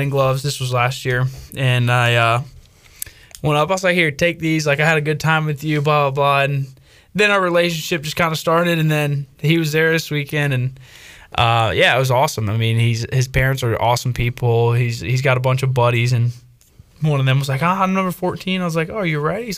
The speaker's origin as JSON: {"language": "English", "region": "Northern Virginia", "country": "United States", "tie": "born or raised there", "moved": "yes", "said": "I grew up in Northern Virginia"}